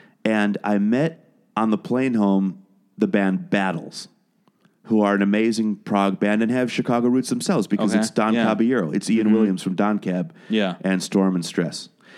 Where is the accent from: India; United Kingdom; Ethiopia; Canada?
United Kingdom; Wales; born there; now in United States; You can't hear it in my accent, but I was born in Wales. I'm a British citizen